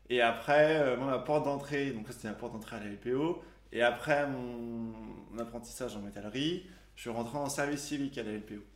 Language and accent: French; La Pommeraye, Pays de la Loire, France; La Pommeraye.